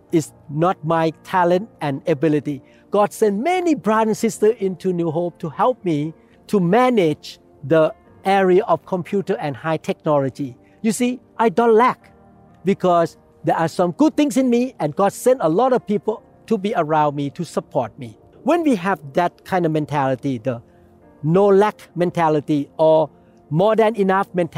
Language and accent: English; Thailand; English is a second language; now in United States; I myself was born in Thailand. I could not speak English like an American person